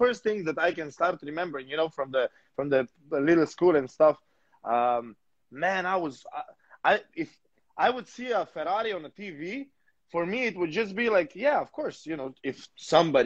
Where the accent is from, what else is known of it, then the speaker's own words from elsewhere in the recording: Slovenia; English is a second language; moved away; I'm from Slovenia. That's the neighbor country.